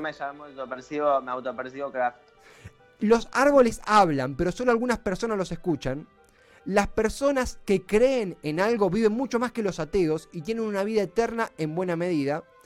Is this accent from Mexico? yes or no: no; Lanús, Buenos Aires Province, Argentina; Nací en Lanús